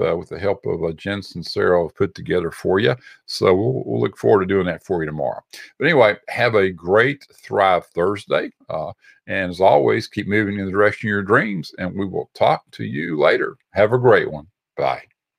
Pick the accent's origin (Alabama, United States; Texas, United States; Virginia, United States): Texas, United States; we're from Texas